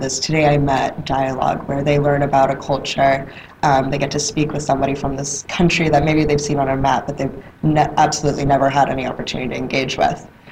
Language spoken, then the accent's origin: English; Atlanta, Georgia, United States; I'm, I'm from Atlanta, Georgia. I was, I was raised in Atlanta